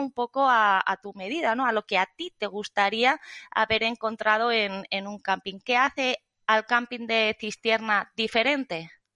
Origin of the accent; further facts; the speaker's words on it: Zaragoza, Aragon, Spain; moved away; soy de Zaragoza